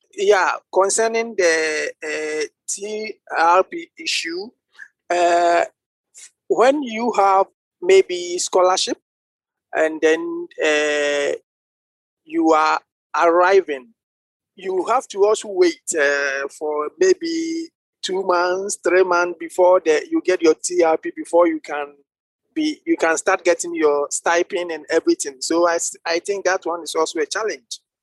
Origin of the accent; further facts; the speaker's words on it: Ghana; now in Estonia; I'm from Ghana